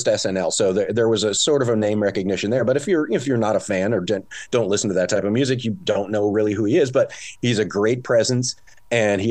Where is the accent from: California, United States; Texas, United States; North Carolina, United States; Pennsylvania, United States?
California, United States; moved away; I'm originally from California